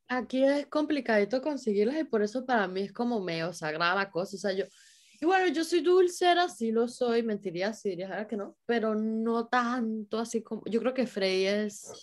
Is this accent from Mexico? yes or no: no; San Cristóbal, Táchira, Venezuela; now in Germany; por lo menos en San Cristóbal, siempre fue así